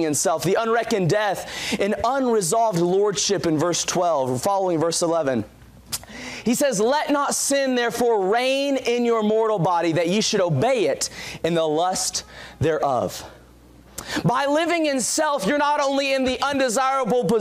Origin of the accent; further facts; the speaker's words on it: Walterboro, South Carolina, United States; moved away; I'm from Waltsboro, South Carolina